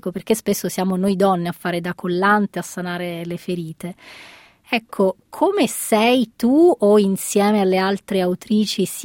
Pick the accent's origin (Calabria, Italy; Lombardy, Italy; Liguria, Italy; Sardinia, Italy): Calabria, Italy; e anche nel mio dialetto, che sono calabrese, significa mm, rammendare.